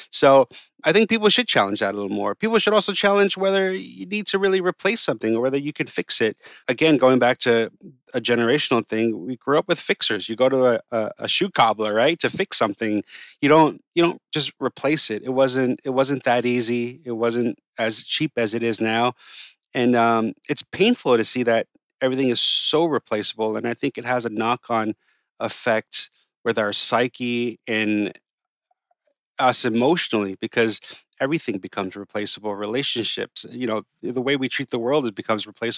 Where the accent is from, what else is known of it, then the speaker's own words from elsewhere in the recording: New York City, New York, United States; And I grew up on the Upper East Side. I grew up in Yorkville, you know, all my life.